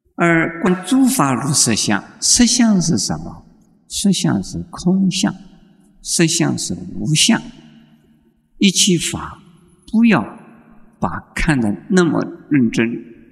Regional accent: Taiwan; 现在我们台湾人呢，就是迷信的

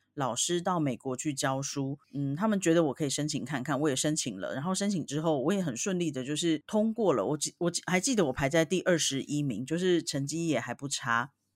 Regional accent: Taiwan; moved away; 我们台湾人

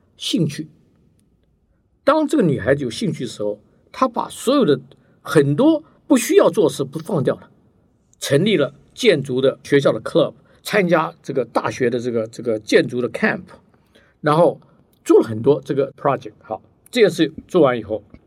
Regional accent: Taiwan; moved away as an adult; also born or lived in United States; 因为我以前在眷村长大的，所以就很和，就观念就很和，然后吃也很和，然后个性也很和

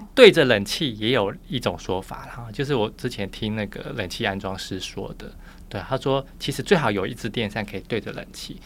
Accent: Taiwan; 我是从小眷村长大的

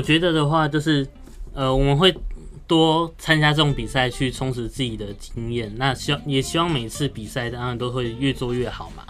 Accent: Hsinchu, Hsinchu City, Taiwan; moved away as an adult; now in Tainan, Taiwan; 因为新竹是我的家乡。

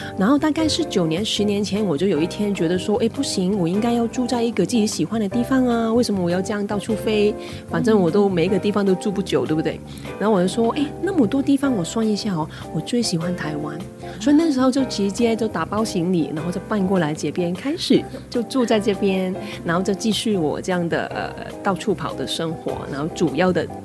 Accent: Hong Kong; moved away as an adult; now in Taiwan; 那我不是台湾人，我是香港人，那我来台湾大概有九年、十年的时间

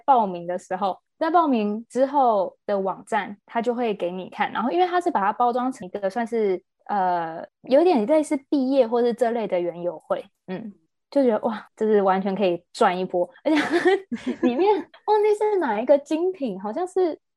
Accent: Taiwan; also born or lived in United Kingdom; 我们台湾人

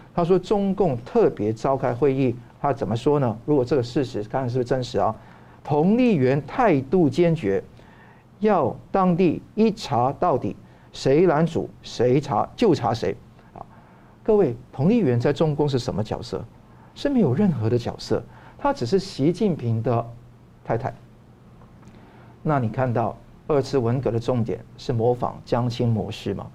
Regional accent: Taiwan; 我们台湾人也可能有不同的国家认同

